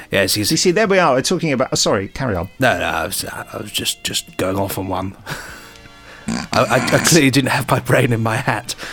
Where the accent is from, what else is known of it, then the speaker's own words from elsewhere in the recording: North Carolina, United States; Unfortunately, here in the States, especially in my home state of North Carolina